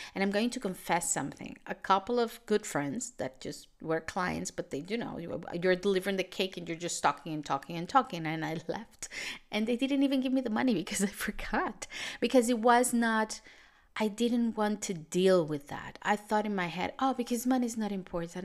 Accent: Venezuela; moved away; I come from Venezuela, which is, was a country, still a country with a very unstable economy

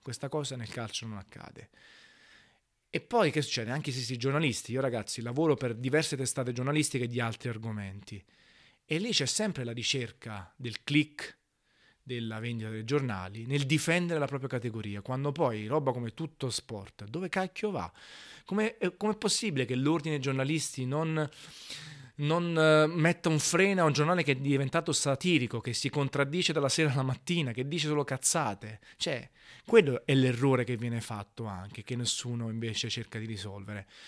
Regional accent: Naples, Campania, Italy; moved away as an adult; Io sono napoletano al 100%

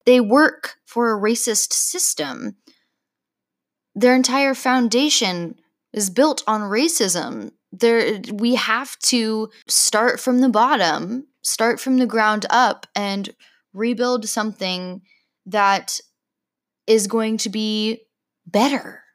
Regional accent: Oklahoma, United States; I grew up in Oklahoma

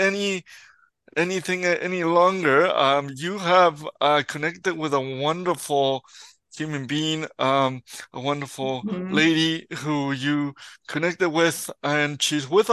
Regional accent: Mexico; now in Edmonton, Canada; I'm from Mexico

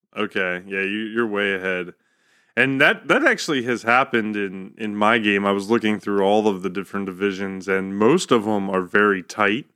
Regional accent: Maryland, United States; moved away as an adult; now in North Carolina, United States; we grew up in Maryland, you know, Baltimore, Washington, all of those teams are playing an hour away

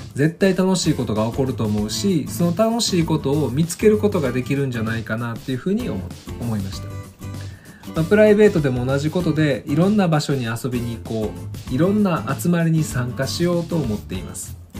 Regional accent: Kansai, Japan; 私が生まれ育った関西では

